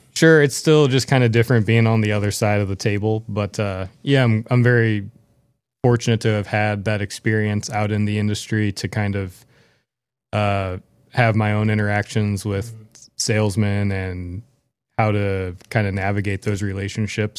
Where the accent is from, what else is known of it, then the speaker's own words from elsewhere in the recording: St. Louis, Missouri, United States; growing up in Saint Louis